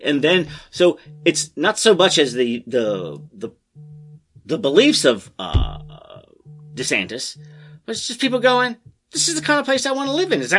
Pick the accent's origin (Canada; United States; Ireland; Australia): United States; Maryland; my home state of Maryland?